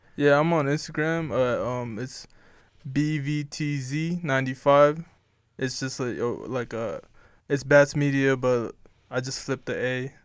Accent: San Diego, California, United States; I was born in San Diego

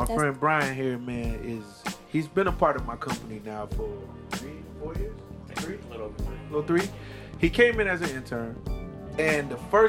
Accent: South Carolina, United States; I'm from South Carolina.

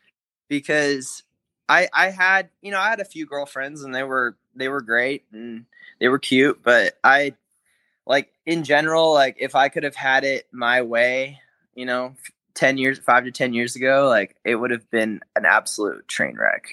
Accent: Corvallis, Oregon, United States; I grew up in Corvallis, Oregon, and that's where Oregon State University is

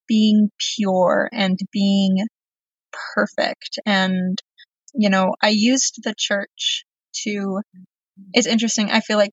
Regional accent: Texas, United States; I grew up in Texas and it's very hot

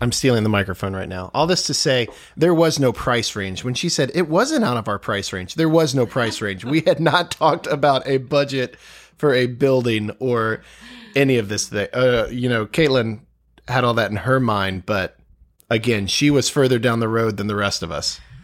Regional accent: Virginia, United States; growing up in Virginia, just the history all around us

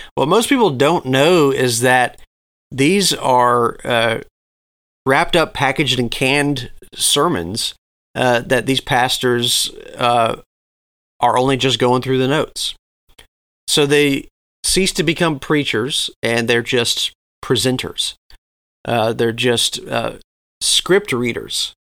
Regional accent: Southeast, United States; growing up in the Southeast

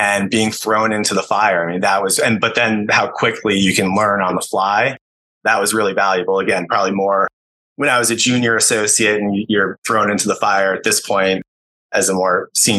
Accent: Connecticut, United States; I grew up in the New York City area, outside the city, primarily in Connecticut

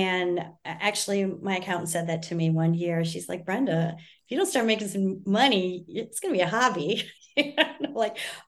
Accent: Michigan, United States; moved away; Because I was living in Texas, sweet tea was all the rage. And I came from Michigan and I was, you know, more of a, I understood tea a little bit better than a lot of people in Texas

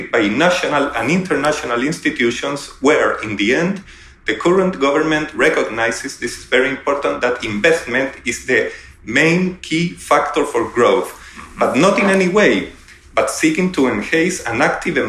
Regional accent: Santiago, Santiago Metropolitan Region, Chile; I am from Santiago, Chile.

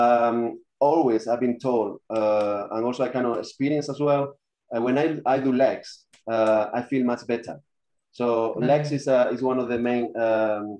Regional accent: Spain; moved away as an adult; now in London, United Kingdom; I'm from Spain

